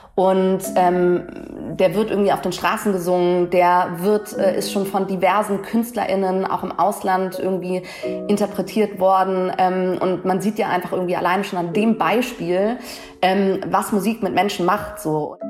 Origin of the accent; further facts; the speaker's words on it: Hamburg, Germany; als Hamburger Dirn, irgendwie born and raised in, in Deutschland